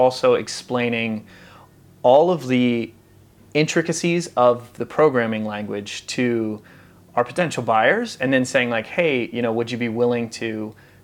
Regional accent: Maryland, United States; I grew up in Maryland.

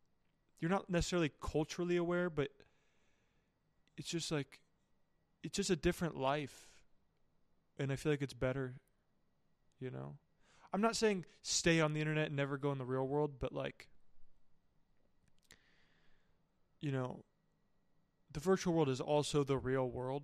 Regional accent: United States; moved away; I'm from a small town, and so, like, well, not so, like, it's, like, there's just not a lot of people.

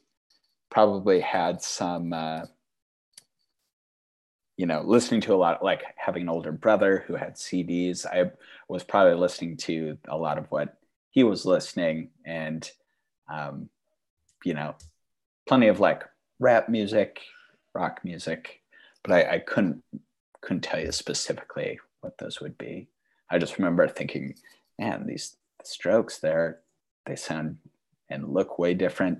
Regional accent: Fergus Falls, Minnesota, United States; now in Duluth, United States; growing up in Fergus Falls, Minnesota

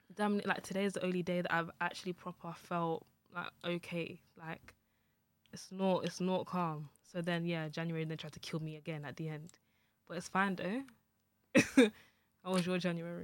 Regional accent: Nigeria

